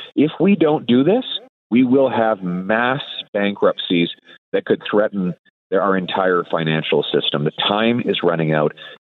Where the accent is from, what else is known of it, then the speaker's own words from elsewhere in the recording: Calgary, Alberta, Canada; I'm a born and bred prairie boy. I grew up in Calgary. My folks are from Saskatchewan.